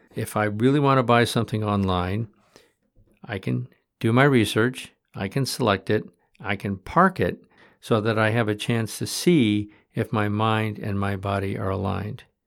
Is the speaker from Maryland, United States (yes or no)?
no; Michigan, United States; when I was a kid growing up in Michigan